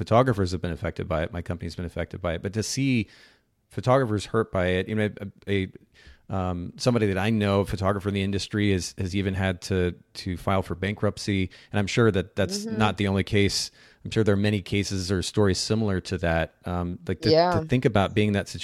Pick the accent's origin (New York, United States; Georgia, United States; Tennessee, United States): Tennessee, United States; Chattanooga; It's actually coming to Chattanooga this year, which is my hometown. It's where I live, the Chattanooga area.